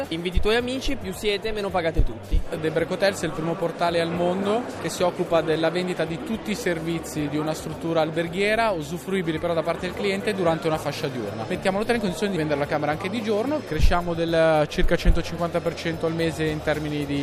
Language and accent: Italian; Naples, Campania, Italy; Siamo di Napoli e facciamo Risto, una piattaforma per trovare e offrire lavoro nel campo della ristorazione